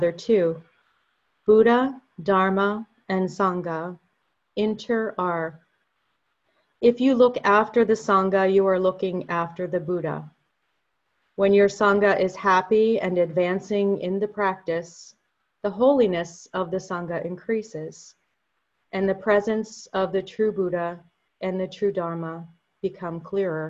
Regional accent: Hollidaysburg, Pennsylvania, United States; a thriving Lutheran congregation in my hometown of Hollidaysburg

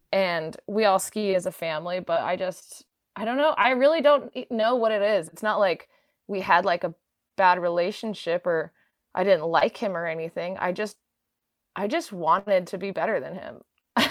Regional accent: Park City, Utah, United States; also born or lived in Oregon; I'm from Park City, Utah originally. Uh, spent my whole life in Utah.

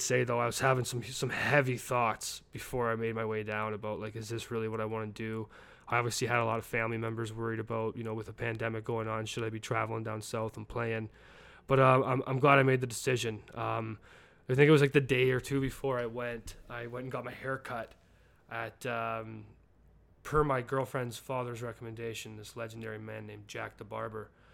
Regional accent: Calgary, Alberta, Canada; born or raised there; moved away as an adult; now in Birmingham, United States

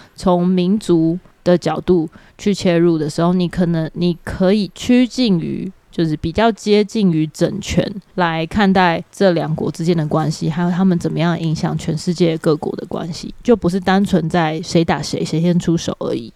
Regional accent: Taiwan; 身为台湾人

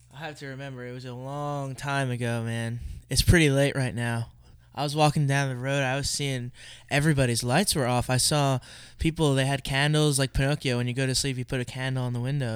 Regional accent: Allentown, Pennsylvania, United States; now in Philadelphia, United States; I was born in Allentown

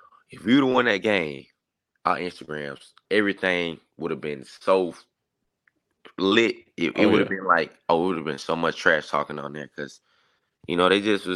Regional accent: Augusta, Georgia, United States; I'm a kid from Augusta

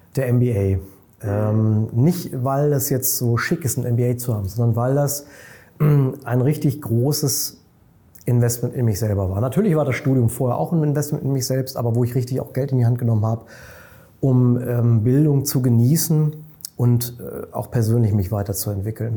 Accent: near Hanover, Lower Saxony, Germany; now in Munich, Germany; Ich bin äh, in meine alte Heimat äh, gefahren, das ist in der Nähe von Hannover, habe da im Prinzip meinen ältesten Freund getroffen aus Kindertagen.

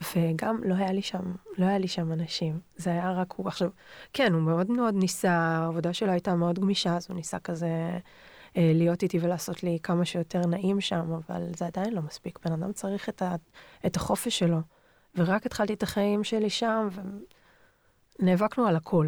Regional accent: Ra'anana, Central District, Israel; also born or lived in Tel Aviv / northern Israel; נולדתי בתל אביב. הייתה לי ילדות כזה חצי תל אביב והרוב בשרון, ברעננה. למדתי בבית ספר גבריאלי בתל אביב עד כיתה ד', ומשם עברנו לרעננה

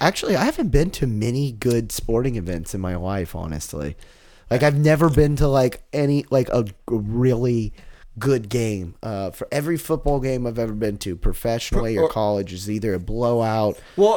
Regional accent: Austin, Texas, United States; I'm from Austin

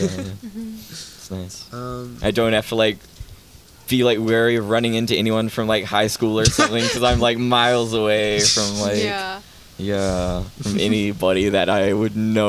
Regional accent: New Zealand; accent: New Zealand; Cuz like I became super like conscious of my New Zealand accent

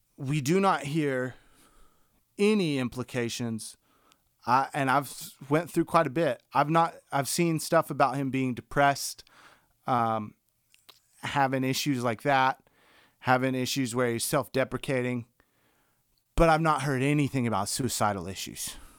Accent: the South, United States; growing up in the South

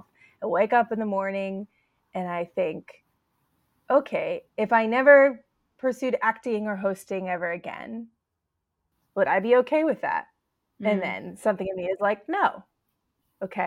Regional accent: Pittsburgh, Pennsylvania, United States; now in New York City, United States; I'm from the Pittsburgh area, came to New York, failed once, left

